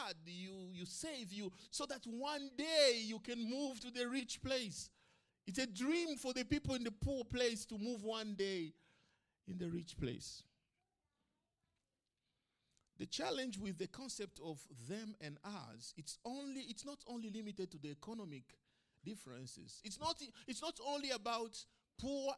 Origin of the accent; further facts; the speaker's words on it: Bukavu, South Kivu, DR Congo; moved away as an adult; also born or lived in Kigali, Rwanda / Kampala, Uganda / Arusha, Tanzania / Sydney, Australia; now in Tamworth, Australia; I lived in a town called Bukavu